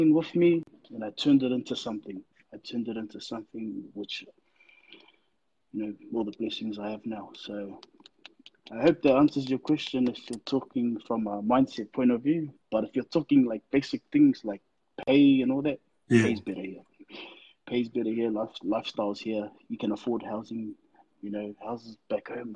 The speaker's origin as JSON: {"language": "English", "region": "Auckland", "country": "New Zealand", "tie": "born or raised there", "moved": "as an adult", "lives_now": "Melbourne, Australia", "said": "I was raised in New Zealand."}